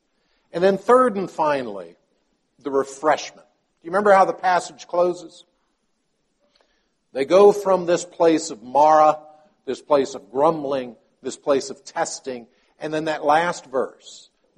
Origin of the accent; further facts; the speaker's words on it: Palestine; my father was a medical missionary in Palestine. And so I grew up in Palestine as a child.